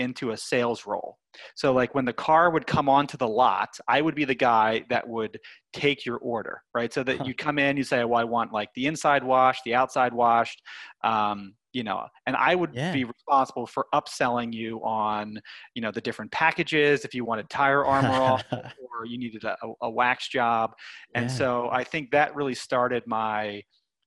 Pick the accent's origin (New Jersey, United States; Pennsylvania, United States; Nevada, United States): Pennsylvania, United States; Lancaster; I grew up in Lancaster, Pennsylvania, which is many people know as like Amish country